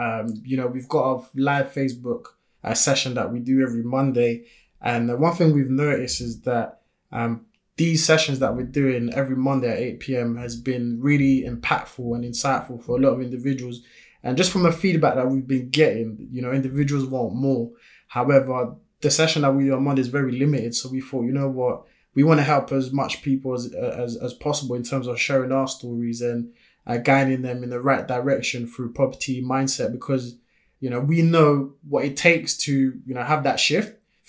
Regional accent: France; first language French; English is a second language; now in United Kingdom; You know, I was born and raised in France, came here in the UK back in 2004. Most people will never even notice that, you know, I speak French because my accent is not there.

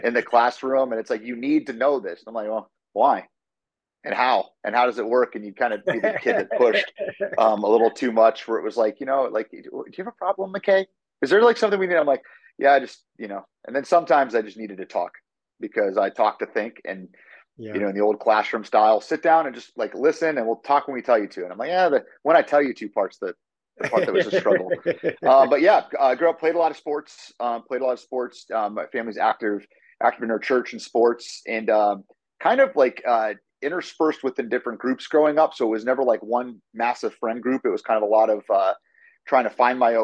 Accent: Erie, Pennsylvania, United States; moved away; also born or lived in Muncie, Indiana; I was born and raised in Erie, Pennsylvania, by my mom and dad

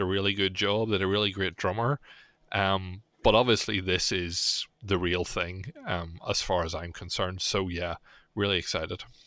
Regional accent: Belfast, Northern Ireland, United Kingdom; my hometown

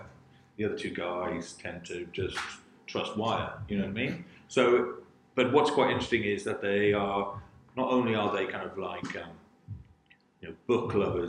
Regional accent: St Davids, Wales, United Kingdom; when I was growing up in St. David's, because it was so remote, you know, I lived on a council estate

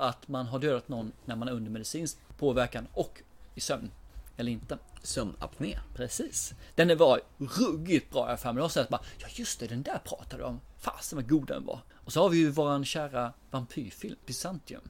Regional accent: Småland, Sweden; jag är smålänning

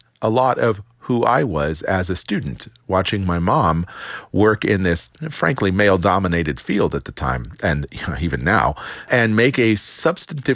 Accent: Downey, California, United States; I grew up in Los Angeles in the 1970s and in a town called Downey, California

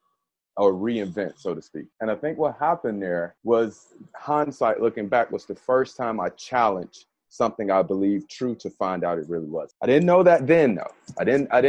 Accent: Birmingham, Alabama, United States; moved away; It was a weird feeling growing up in Birmingham, because it was all I knew

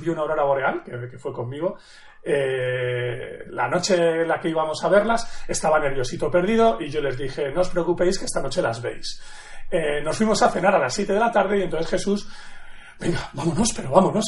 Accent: Madrid, Community of Madrid, Spain; yo nací en Madrid eh, hace ya la friolera 42.

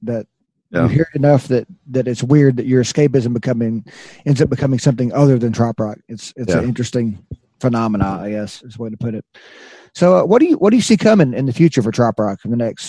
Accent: Arkansas, United States; moved away; I grew up in Arkansas, and I couldn't take the winters there

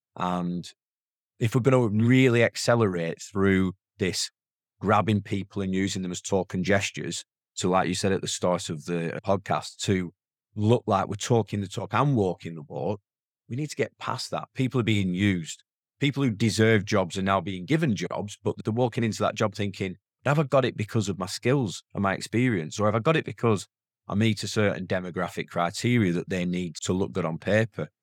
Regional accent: the north of England, United Kingdom; accent: strong northern; my accent's a very strong northern accent

